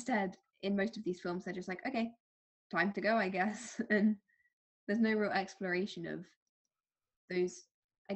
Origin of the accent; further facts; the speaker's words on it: London, United Kingdom; I am from London